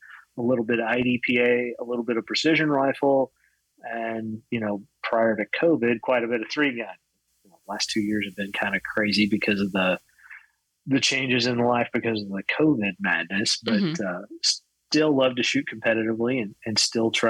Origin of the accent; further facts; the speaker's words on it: Fort Worth, Texas, United States; I was born in Fort Worth and raised just outside of Fort Worth, Texas